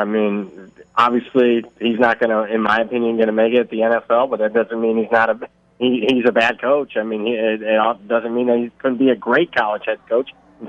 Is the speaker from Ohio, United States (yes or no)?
yes; Ohio, United States; now in Las Vegas, United States; I'm from Ohio. I know what it's like to be cold